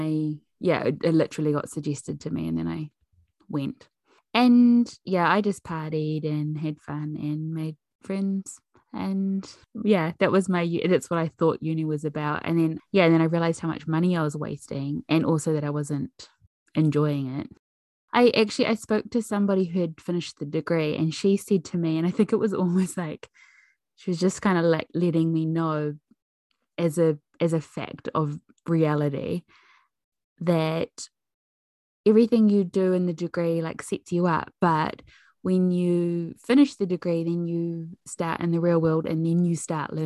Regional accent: Pātūmāhui, Auckland, New Zealand; I grew up in Pātūmāhui on a 5-acre farm where my parents still live.

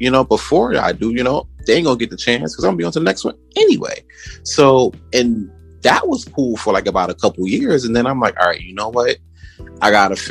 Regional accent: New York City, New York, United States; originally I'm from Brooklyn, born and raised.

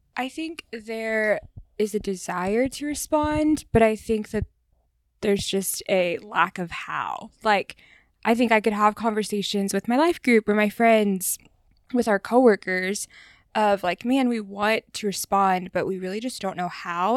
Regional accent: the South, United States; growing up in the South

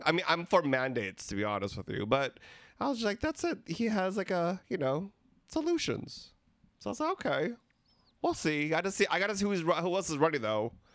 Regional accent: Philippines; We're three Filipino gay guys

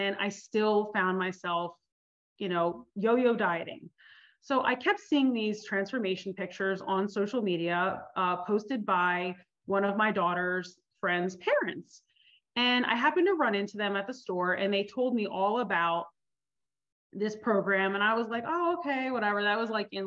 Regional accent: New Jersey, United States; I grew up in New Jersey. I'm a Jersey girl, Italian

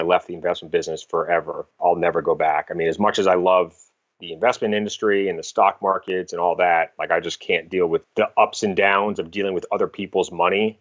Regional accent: Cape Cod, Massachusetts, United States; also born or lived in Boston, Massachusetts / Newport, Rhode Island; originally from the Massachusetts area, kind of grew up on Cape Cod, lived in Boston for a bunch of years after college

